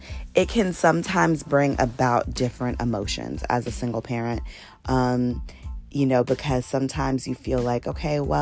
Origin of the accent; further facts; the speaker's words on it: Northern Virginia, United States; now in Atlanta, United States; I'm actually from Virginia. Shout out to Northern Virginia